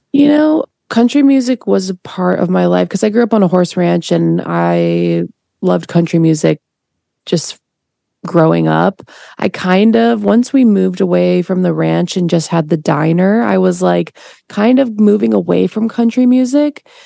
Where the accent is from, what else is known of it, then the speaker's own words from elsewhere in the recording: Portland, Oregon, United States; also born or lived in Chicago, Illinois; now in California, United States; we moved from Chicago to Portland uh, when I was two.